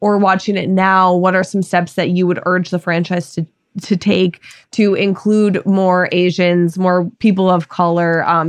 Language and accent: English; Minnesota, United States; because I grew up in Minnesota